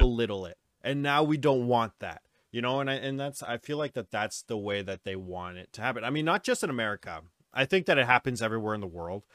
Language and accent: English; New Westminster, British Columbia, Canada; we, Dustin and I are both, uh, we're from New West. That's our hometown